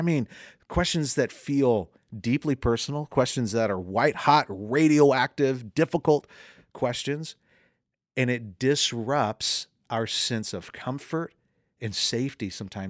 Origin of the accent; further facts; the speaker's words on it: Southern United States, United States; accent: Southern; I'm from the fried chicken south. {S2} Mercy. Bless {S1} you. I am from the deep south. If you ever listened to my mom talk, my brother talk, you'd be like, yes.